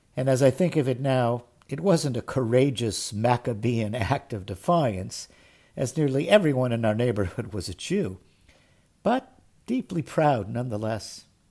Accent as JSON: {"language": "English", "town": "Cleveland", "region": "Ohio", "country": "United States", "tie": "born or raised there", "said": "As a kid growing up in Cleveland, Ohio"}